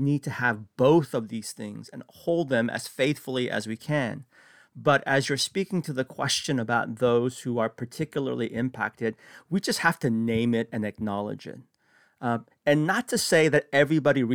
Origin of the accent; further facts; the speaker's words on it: San Francisco, California, United States; I grew up in San Francisco